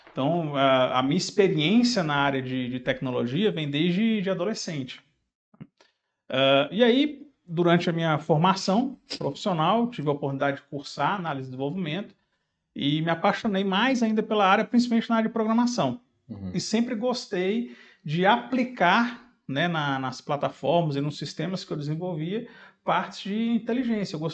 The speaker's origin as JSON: {"language": "Portuguese", "town": "Fortaleza", "region": "Ceará", "country": "Brazil", "moved": "yes", "lives_now": "Belo Horizonte, Brazil", "said": "em 2003 eu vim embora de Fortaleza aqui para Belo Horizonte e estou com 20 anos, fazendo esse mês agora, 20 anos que eu estou aqui."}